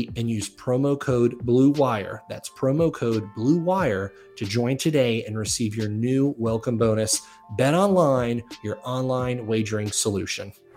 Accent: South Florida, United States; growing up in South Florida

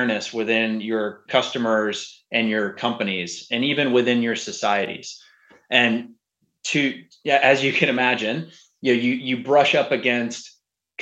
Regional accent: Houston, Texas, United States; I grew up in Houston, went to Rice University.

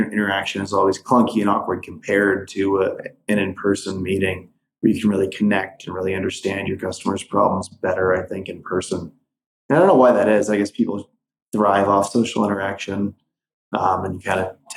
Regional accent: Midwest, United States; moved away; also born or lived in Wisconsin; growing up in the Midwest

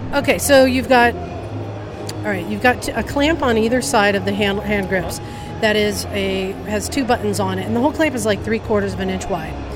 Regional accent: Oakland, California, United States; I grew up in Oakland

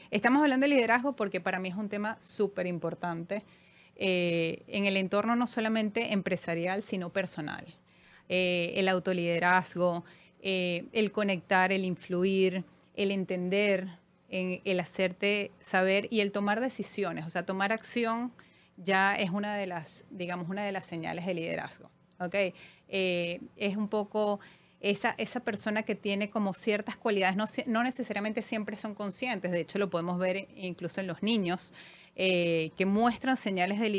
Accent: Caracas, Capital District, Venezuela; also born or lived in Panama; eh, sí, soy venezolana, he vivido por supuesto en Venezuela, caraqueñísima, de, de corazón. Eh, Viví en Panamá en una época de mi vida.

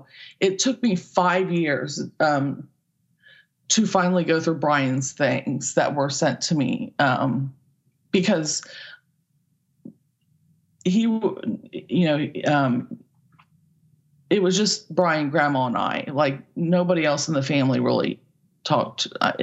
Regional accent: Midwest, United States; Just growing up in the Midwest and both not feeling like we belonged, if that makes sense.

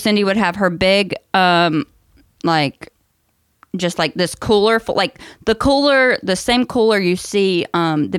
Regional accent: North Carolina, United States; I grew up in North Carolina

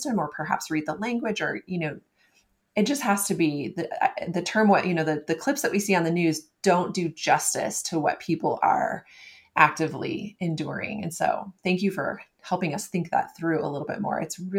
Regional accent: United States; also born or lived in Thailand / Europe / Asia; as an American living in Europe and Asia

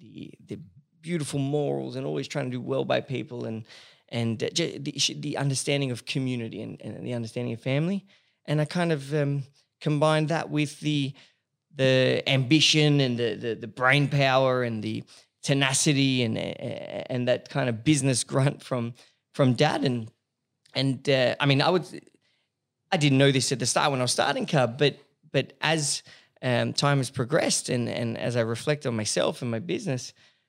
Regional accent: Paris, Île-de-France, France; also born or lived in Sydney, Australia; I was born here in Sydney, and I grew up in, like most people know, I did my high schooling and a bit of uni in Paris.

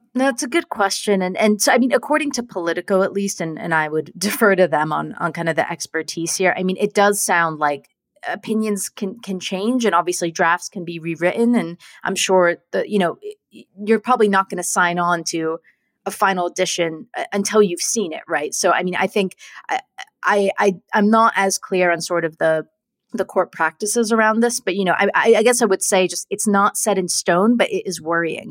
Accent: California, United States; now in United Kingdom; my home state of California

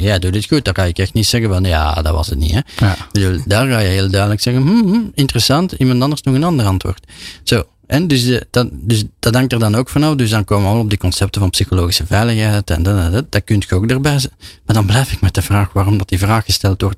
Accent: Belgium; als Belg

